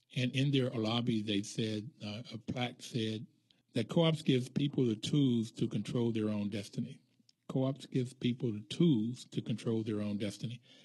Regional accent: Bluefield, West Virginia, United States; moved away; I grew up in Bluefield, West Virginia, which was South

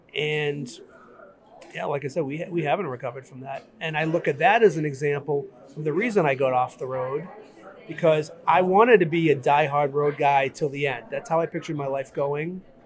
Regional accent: Brockton, Massachusetts, United States; I grew up in Brockton, Massachusetts

